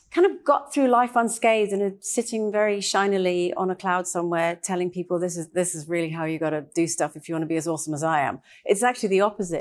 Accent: Trinidad & Tobago; moved away; I actually grew up in Trinidad

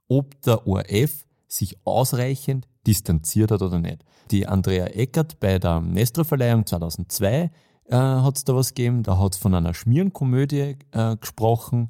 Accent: Austria; gerade als Österreicher

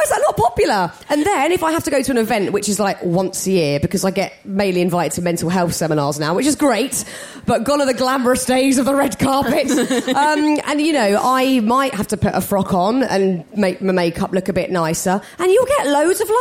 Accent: United Kingdom; we're British

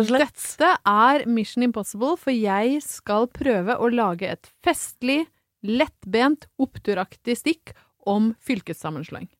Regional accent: Brøttum, Innlandet, Norway; moved away; hvor utrolig sterkt knytta jeg er til eh, hjemstedet mitt, som da er Brøttum i Ringsaker i tidligere Hedmark fylke

